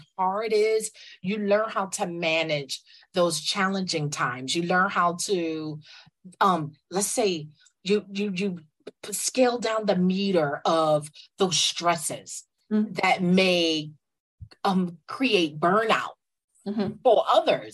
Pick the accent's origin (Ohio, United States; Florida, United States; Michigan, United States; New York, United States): New York, United States; also born or lived in the Carolinas; I am a New Yorker. I'm a native New Yorker.